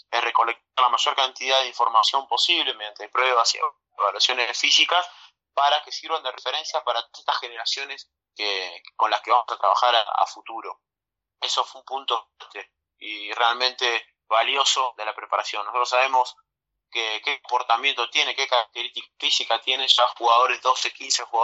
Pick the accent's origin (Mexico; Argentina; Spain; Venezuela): Argentina; Bahía Blanca, Buenos Aires Province; Mira, yo soy me considero una persona afortunada porque yo soy de Bahía Blanca, del, misma, del mismo lugar en donde este equipo, bueno, sigo funcionando